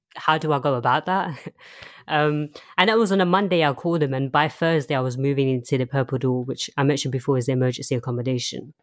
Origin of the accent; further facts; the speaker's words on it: London, United Kingdom; also born or lived in Chelmsford, Essex; I was born in Essex, Chelmsford, and I moved to London when I was very, very young. um, and I've been in London ever since.